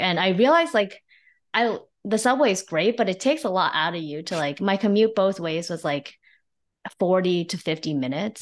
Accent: New Jersey, United States; born or raised there; also born or lived in China / Flushing, New York

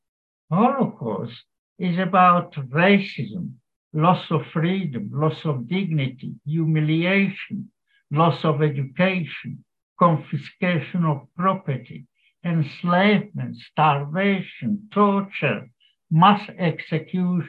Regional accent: Piešťany, Trnava Region, Slovakia; also born or lived in Merašice, Slovakia; now in Ireland; I was born in Slovakia in a town, Pieštany, and then we lived in a small village called Merašice, with about 700 inhabitants.

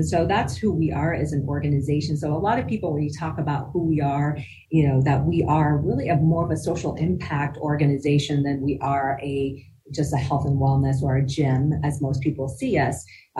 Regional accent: Damascus, Damascus Governorate, Syria; also born or lived in Denver, United States; now in United States; You know, while I was born here in Denver, Colorado, I actually grew up in the Middle East in Damascus, Syria for many years and came back to the U.S.

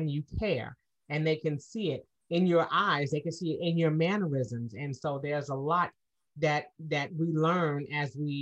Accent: United States; I am African American, born here in the States

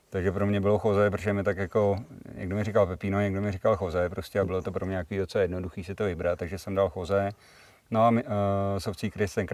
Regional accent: Plzen, Plzeň Region, Czechia; Uh, už nebydlím v Plzni, ale jsem tam hrozně rád. Mám to kousek

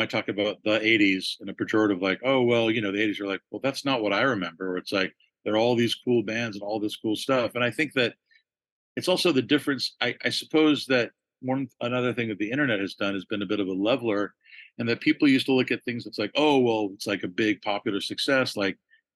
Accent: Los Angeles, California, United States; growing up in Los Angeles

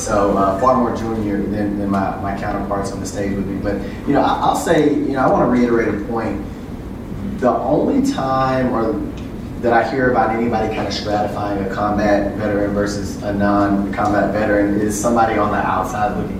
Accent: Louisiana, United States; I'm from Louisiana

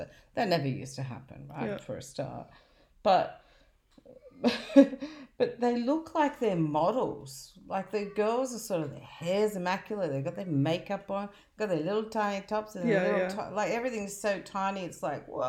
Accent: Australia; I was born in Australia.

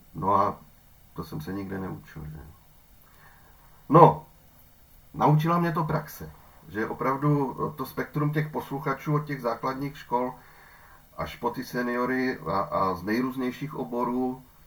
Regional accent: Ostrava, Moravian-Silesian Region, Czechia; u nás v Ostravě

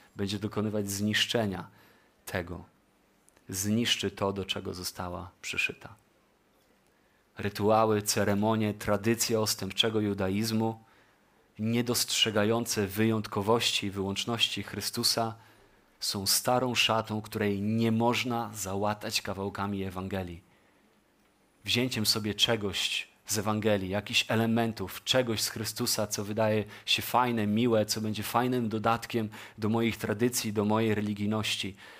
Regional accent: Poland

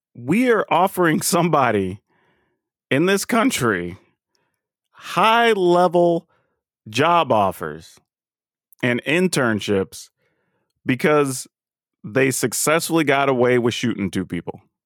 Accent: the South, United States; We grew up in the South

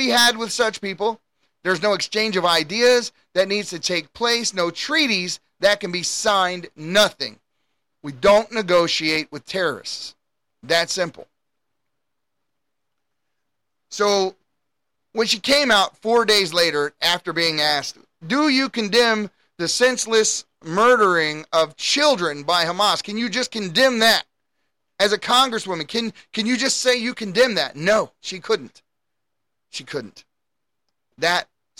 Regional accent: United States; As an American

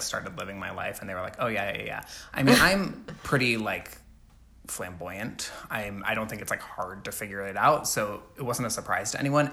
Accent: Alabama, United States; I grew up in Alabama

